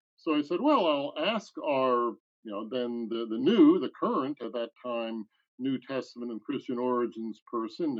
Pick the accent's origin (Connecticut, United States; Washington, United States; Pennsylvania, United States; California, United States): Pennsylvania, United States; Bethlehem; now in Fayetteville, United States; born in Bethlehem